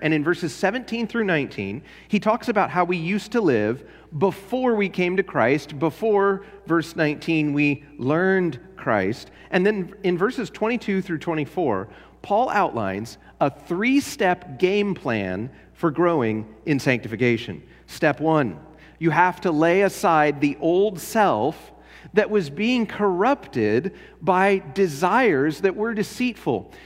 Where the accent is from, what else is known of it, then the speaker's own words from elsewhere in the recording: Los Angeles, California, United States; now in Spotsylvania, United States; I was from LA, I was from Los Angeles